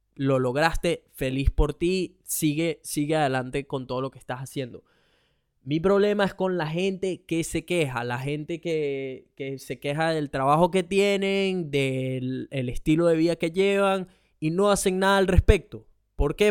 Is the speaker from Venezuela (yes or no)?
yes; Venezuela; now in Australia